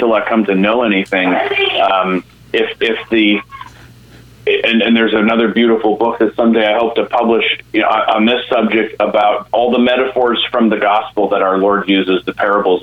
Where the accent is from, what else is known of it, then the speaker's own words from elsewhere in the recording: United States; our predicament as American Catholics. You know, I mean, we're Catholics first, like we have to be, Americans second